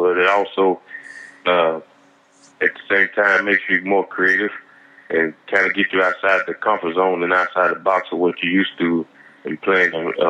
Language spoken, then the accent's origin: English; South Carolina, United States; moved away as an adult; now in Paris, France; My background, I'm from South Carolina.